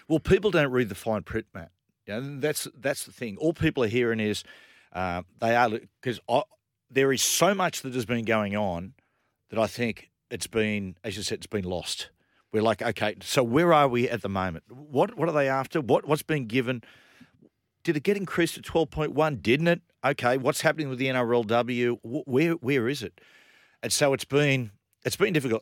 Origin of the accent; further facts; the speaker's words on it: Sydney, New South Wales, Australia; I was brought up in La Perouse, which is probably the spiritual home of the Rabbitohs